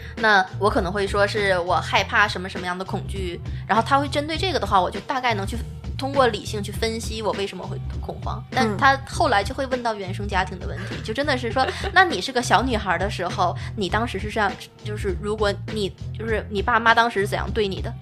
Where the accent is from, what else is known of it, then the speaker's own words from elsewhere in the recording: China; now in Netherlands; 一个说我母语的一个中国人